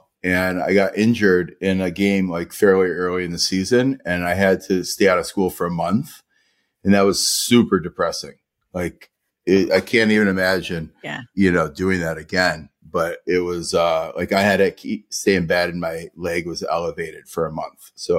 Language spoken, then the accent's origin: English; Detroit, Michigan, United States; I had great experience, you know, growing up in the Detroit area.